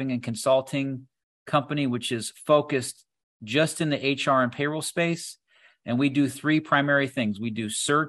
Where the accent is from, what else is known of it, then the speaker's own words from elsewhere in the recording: Doylestown, Ohio, United States; also born or lived in Bath, Ohio; I'm originally from a small town called Doylestown, Ohio.